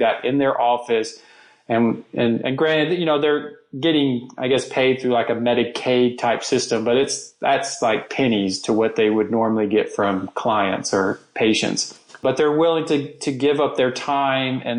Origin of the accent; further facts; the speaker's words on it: United States; being an American, one skill we all have is we speak English.